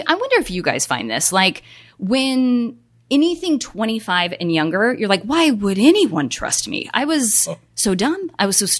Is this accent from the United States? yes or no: yes; Colorado, United States; moved away; I'm originally from Colorado